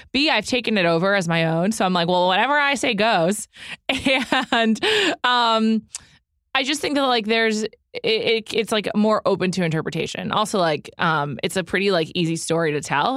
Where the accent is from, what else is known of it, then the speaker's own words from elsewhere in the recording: New York City, New York, United States; now in Los Angeles, United States; growing up in New York City